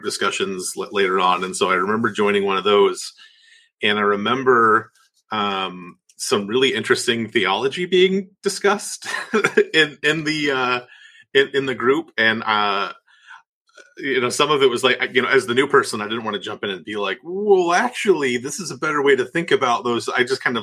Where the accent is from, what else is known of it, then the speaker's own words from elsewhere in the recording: Northeast Ohio, United States; moved away as an adult; also born or lived in Cleveland, Tennessee; now in Birmingham, United States; I grew up in Northeast Ohio, though, before I moved to a little town called Cleveland, Tennessee, to attend a school there called Lee University.